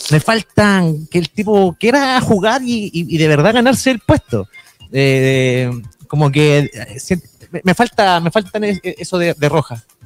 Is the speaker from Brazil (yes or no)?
no; Chile; Nosotros somos resilientes como chilenos